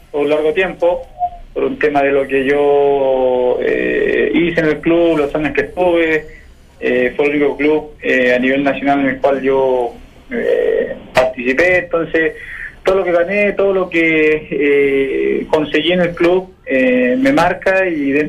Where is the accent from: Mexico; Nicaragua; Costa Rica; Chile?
Chile; lo que pasa es que yo soy, chileno y los chilenos tenemos.